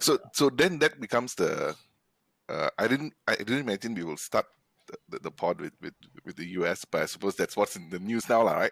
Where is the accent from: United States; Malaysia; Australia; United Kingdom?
Malaysia; living and growing up in Malaysia